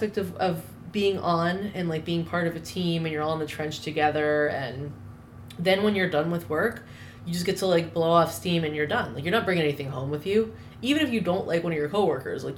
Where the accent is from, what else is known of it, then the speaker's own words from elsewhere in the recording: North Carolina, United States; moved away as an adult; also born or lived in New Orleans / Philadelphia; I grew up pretty much in North Carolina